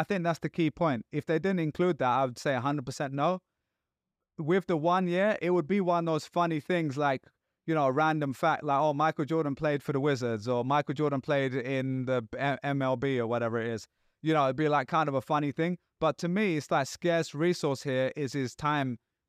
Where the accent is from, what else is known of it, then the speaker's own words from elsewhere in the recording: London, United Kingdom; now in New York, United States; I'm a New Yorker now, but I'm always a Londoner.